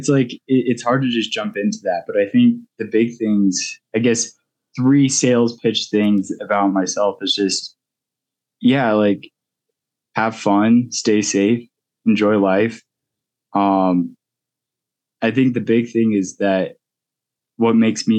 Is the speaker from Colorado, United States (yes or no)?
yes; Golden, Colorado, United States; also born or lived in Gunnison, Colorado / Utah / Boulder, Colorado; I grew up in Golden, Colorado.